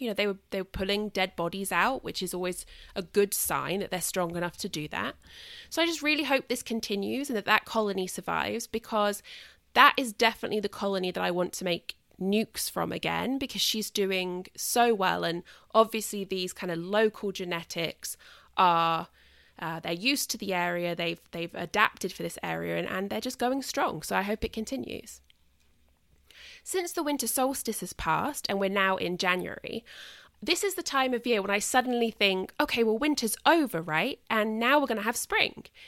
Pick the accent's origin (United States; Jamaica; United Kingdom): United Kingdom; a British person